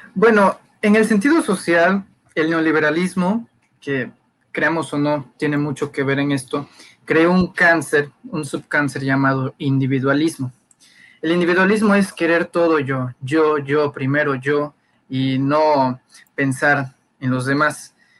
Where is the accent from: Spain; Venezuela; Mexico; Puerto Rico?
Mexico; Tabasco; los tabasqueños